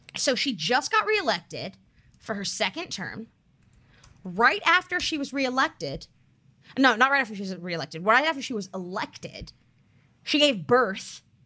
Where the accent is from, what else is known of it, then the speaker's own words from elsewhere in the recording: United States; as an American